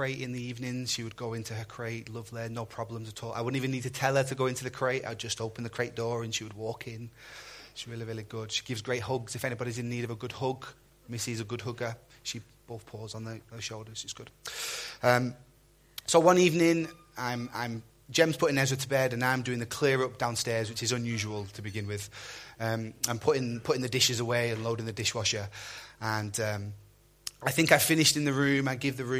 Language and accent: English; Burnley, North West England, United Kingdom; moved away; My pastor that I grew up with back in Burnley